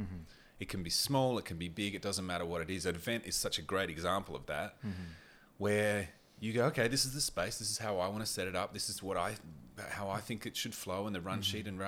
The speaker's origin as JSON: {"language": "English", "town": "Port Lincoln", "region": "South Australia", "country": "Australia", "tie": "born or raised there", "also_born_or_lived": "Port Augusta", "said": "I just never had that growing up in Port Lincoln, Port Augusta."}